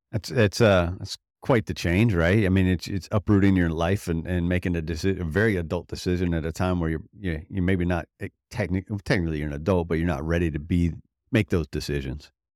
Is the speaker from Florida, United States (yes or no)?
yes; Florida, United States; I grew up in Florida